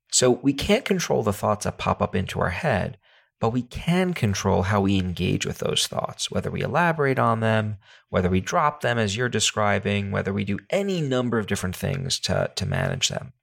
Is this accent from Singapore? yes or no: no; New York City, New York, United States; I come from New York City